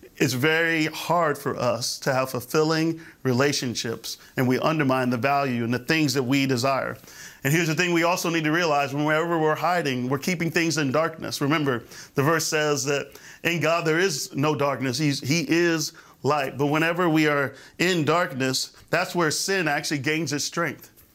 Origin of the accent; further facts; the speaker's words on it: Florida, United States; I grew up in the Florida area